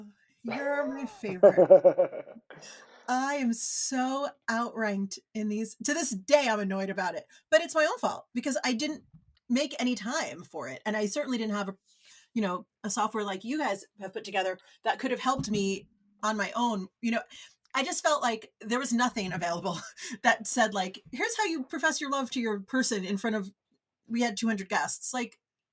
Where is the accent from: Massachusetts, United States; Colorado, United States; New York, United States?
New York, United States; now in Los Angeles, United States; I'm from New York